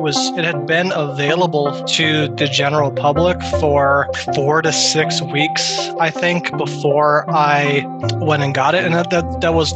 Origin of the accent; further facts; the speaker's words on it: Colorado, United States; I am from Colorado, United States